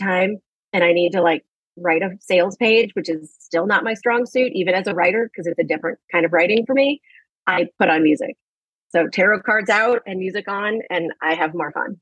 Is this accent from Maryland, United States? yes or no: no; St. Louis, Missouri, United States; now in New York, United States; I live in New York and I grew up in St. Louis